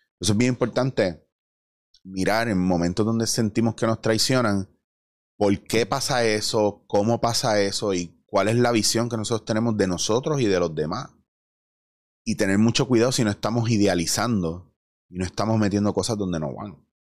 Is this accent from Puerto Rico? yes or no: yes; Puerto Rico; nosotros como puertorriqueños